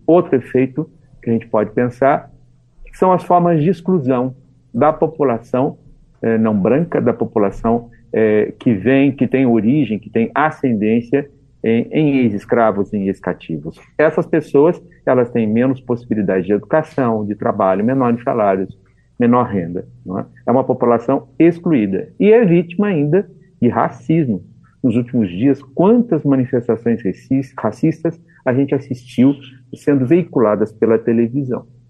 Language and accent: Portuguese; Taubaté, São Paulo, Brazil; moved away as an adult; now in Belo Horizonte, Brazil; eu nasci em São Paulo, em Taubaté, é, onde fiz toda a minha formação